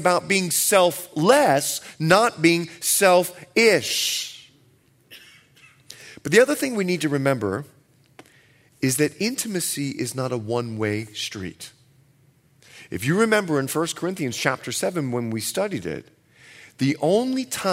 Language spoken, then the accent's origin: English; Bahamas; moved away; I'm from the Bahamas